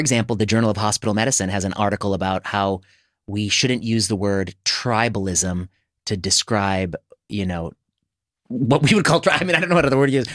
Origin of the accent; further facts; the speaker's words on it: India; I'm Indian